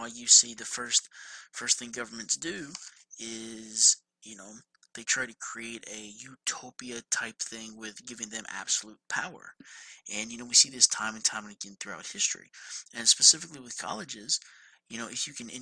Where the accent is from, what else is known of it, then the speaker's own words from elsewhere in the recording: Georgia, United States; I'm from Georgia